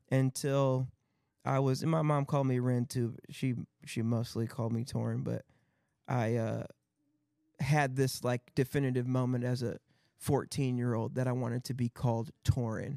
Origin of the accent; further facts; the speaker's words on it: Battle Creek, Michigan, United States; in Battle Creek, Michigan, which was my hometown